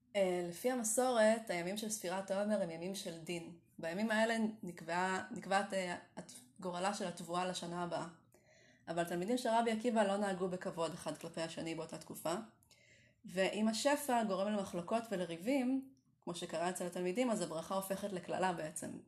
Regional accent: Kiryat Tiv'on, Northern District, Israel; ימי ילדותי בטבעון הרחוקה

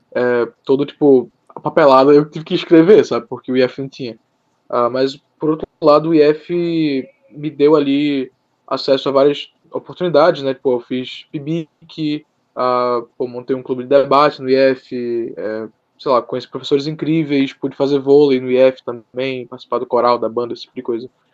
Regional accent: Recife, Pernambuco, Brazil; eu sou de Recife, Pernambuco, tenho 19 anos

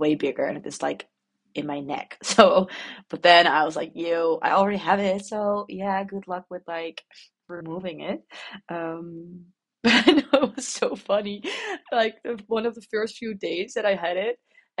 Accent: Netherlands; accent: Dutch posh; English is a second language; the Dutch poshy accent

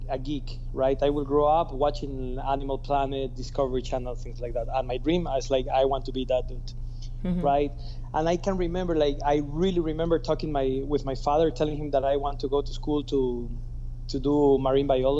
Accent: Guayaquil, Guayas, Ecuador; So I'm born and raised in Ecuador.

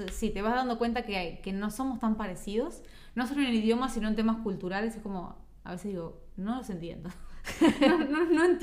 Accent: Argentina; Yo de repente conozco a alguien, yo que sé, uruguayo, soy argentino

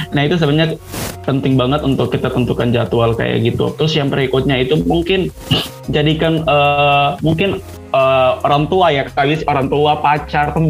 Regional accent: Ambon, Maluku, Indonesia; now in Yogyakarta, Indonesia; Saya asalnya dari Ambon, Maluku. Dan sekarang saya eh, berkuliah di Yogyakarta

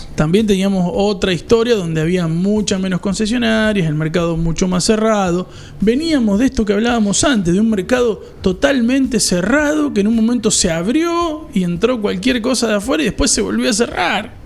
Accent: Argentina; somos Argentina y somos un entramado diferente a otros lados

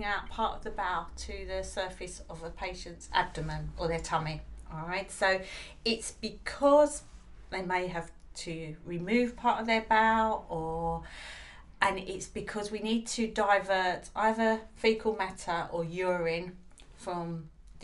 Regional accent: United Kingdom; We're British

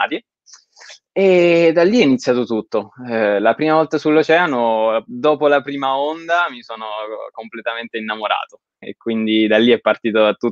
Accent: Pescara, Abruzzo, Italy; Allora, io sono originario di Pescara e la mia famiglia è di Pescara

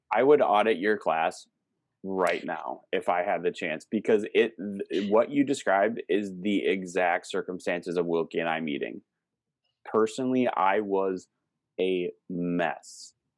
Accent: Wisconsin, United States; now in Minnesota, United States; where I grew up in Wisconsin

